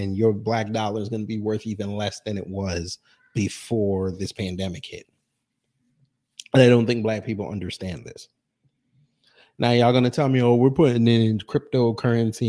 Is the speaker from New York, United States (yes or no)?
yes; New York, United States; I'm from New York